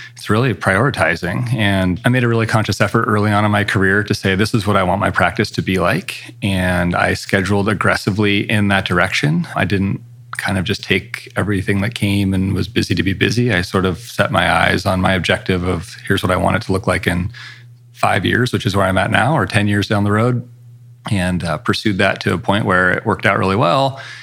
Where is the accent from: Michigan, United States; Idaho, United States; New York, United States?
Idaho, United States; Coeur d'Alene; moved away as an adult; also born or lived in Seattle / Los Angeles; now in Spokane, United States; I grew up in Coeur d'Alene, Idaho, which is just across the border from Spokane